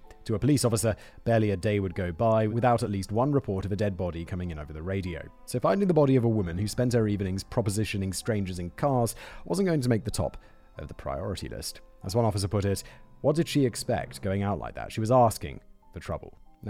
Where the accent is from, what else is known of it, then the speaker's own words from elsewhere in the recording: United Kingdom; because she's Czech, I'm British, and our kids, we raised to speak both languages.